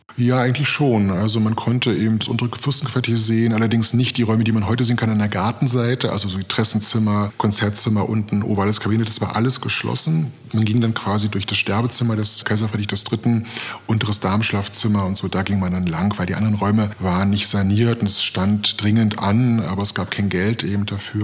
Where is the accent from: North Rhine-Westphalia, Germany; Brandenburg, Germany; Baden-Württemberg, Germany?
Brandenburg, Germany; Potsdam; Ich bin auch gebürtiger Potsdamer